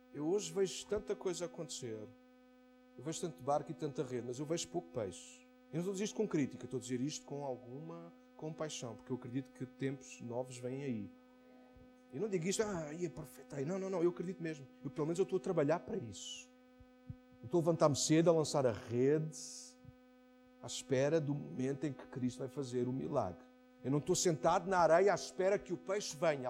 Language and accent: Portuguese; Amadora, Lisbon, Portugal; na Brandoa, no maior bairro onde se da Europa, foi onde eu nasci, a minha terra natal